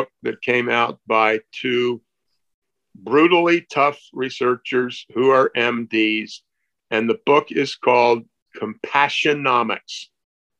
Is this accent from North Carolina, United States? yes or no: no; Maryland, United States; I grew up in Maryland